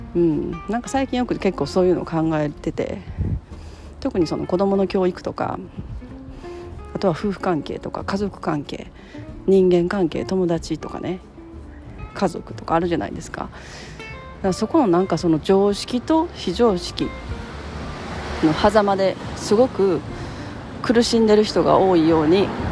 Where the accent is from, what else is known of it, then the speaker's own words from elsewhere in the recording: Japan; 自分は日本で生まれて、まあ、ほとんどの期間を日本で過ごしてるで日本の保育園に通って日本の小学校に通って